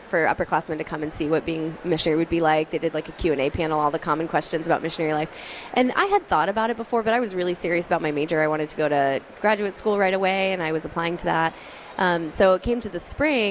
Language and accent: English; Denver, Colorado, United States; I grew up in the Denver area.